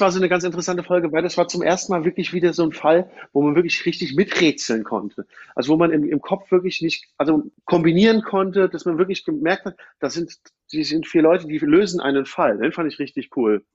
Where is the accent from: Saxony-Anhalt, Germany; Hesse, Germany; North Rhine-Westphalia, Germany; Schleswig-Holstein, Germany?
Hesse, Germany; Frankfurt; moved away; ich komme ja ursprünglich aus Frankfurt oder aus der Gegend von Frankfurt